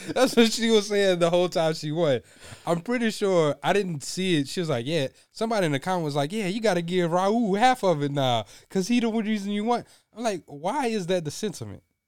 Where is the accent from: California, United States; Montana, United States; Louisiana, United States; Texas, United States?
Louisiana, United States; Us growing up in Louisiana